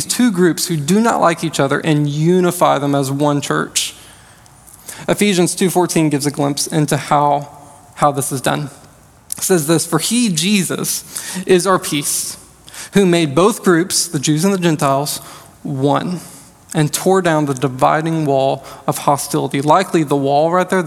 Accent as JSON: {"language": "English", "country": "United States", "said": "I'm American, but I identify as a Christian."}